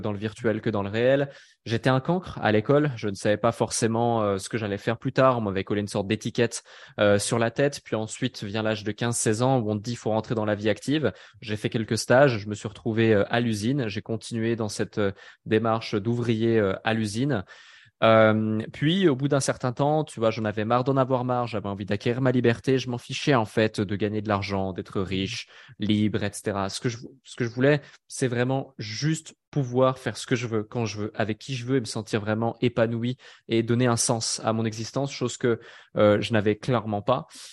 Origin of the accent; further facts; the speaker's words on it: Switzerland; je suis né euh, en Suisse